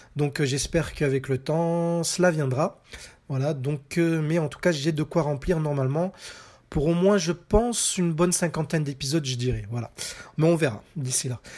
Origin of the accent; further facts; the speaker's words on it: France; chez nous en France